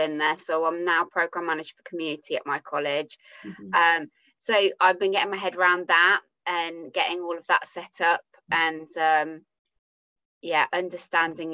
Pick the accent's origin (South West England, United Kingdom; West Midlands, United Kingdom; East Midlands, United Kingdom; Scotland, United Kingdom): West Midlands, United Kingdom; Birmingham; I am obviously a Brummie